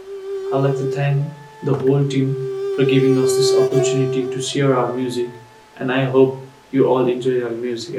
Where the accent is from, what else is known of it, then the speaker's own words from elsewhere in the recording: Nepal; I'm sarangi player from Nepal.